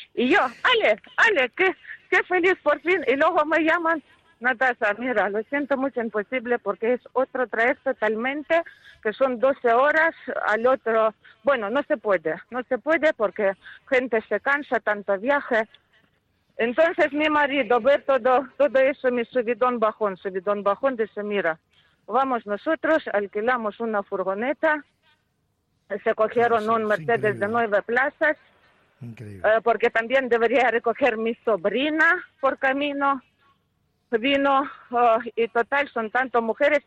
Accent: Ukraine; Spanish is a second language; now in Spain; mi país

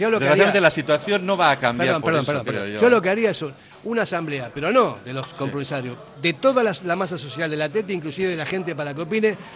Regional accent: Argentina; now in Basque Country, Spain; yo soy argentino, que él no es argentino porque no sé qué. Mi hijo es vasco, nació aquí, y yo llevo 44 años aquí, entonces yo me siento también con derecho como para hablar como un vasco más

